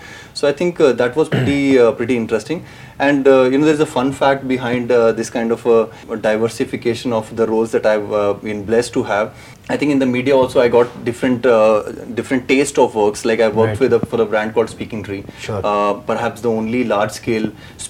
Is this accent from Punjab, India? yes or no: yes; Patiala, Punjab, India; also born or lived in Ambala; now in Hyderabad, India; I was born in Patiala.